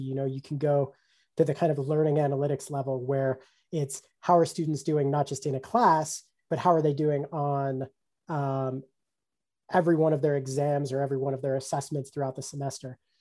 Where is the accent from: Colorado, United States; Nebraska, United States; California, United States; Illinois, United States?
Colorado, United States; my home state of Colorado